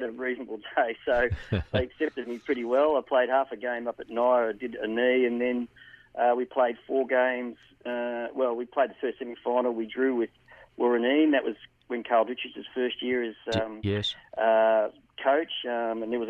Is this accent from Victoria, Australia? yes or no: yes; Kerang, Victoria, Australia; I should have played for Kerrang. I played for Union, but not because Union weren't a great club, but just that, you know, I moved out of my hometown